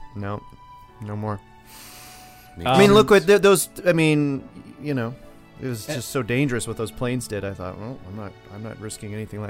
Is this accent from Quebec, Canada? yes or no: no; Nova Scotia, Canada; Growing up in Nova Scotia, the whole horny seal thing, I got a bit of a name for myself out there in the East Coast as a child